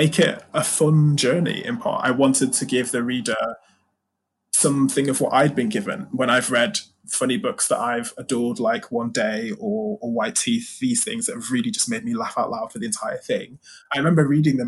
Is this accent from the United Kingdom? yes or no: yes; United Kingdom; being British